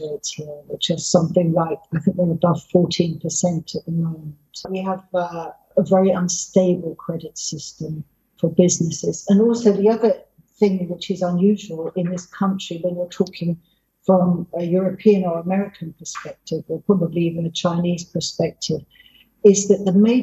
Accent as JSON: {"language": "English", "region": "England", "country": "United Kingdom", "moved": "yes", "lives_now": "Brazil", "said": "my home country, England, or the UK, I should say"}